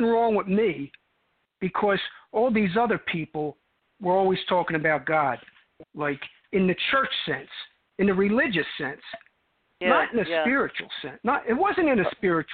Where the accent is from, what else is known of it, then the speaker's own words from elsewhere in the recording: Cherry Hill, New Jersey, United States; accent: New York accent; moved away as an adult; now in Arizona, United States; I grew up right over the bridge from Philadelphia, South Jersey